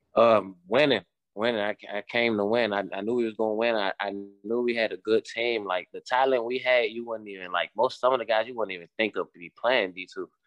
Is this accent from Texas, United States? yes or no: no; Washington, District of Columbia, United States; moved away as an adult; now in West Virginia, United States; I'm from Washington, D C